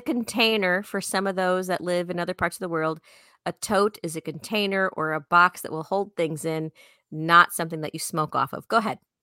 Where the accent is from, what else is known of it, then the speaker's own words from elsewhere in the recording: Chicago, Illinois, United States; I'm from Chicago, so I just talk really fast